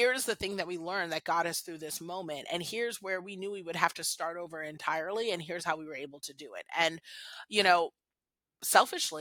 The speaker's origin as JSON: {"language": "English", "town": "Washington", "region": "District of Columbia", "country": "United States", "tie": "born or raised there", "said": "I was born here in the States. I'm, you know, an American girl. I was born in DC"}